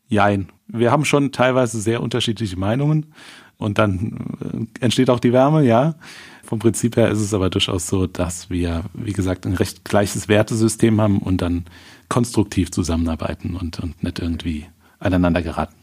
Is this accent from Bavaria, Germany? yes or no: no; St. Wendel, Saarland, Germany; in unserer Heimatstadt St. Wendel